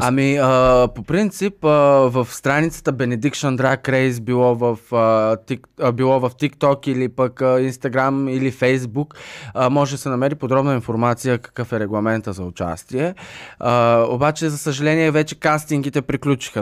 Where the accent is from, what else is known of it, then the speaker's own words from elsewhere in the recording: Stara Zagora, Stara Zagora Province, Bulgaria; аз съм родом от Стара Загора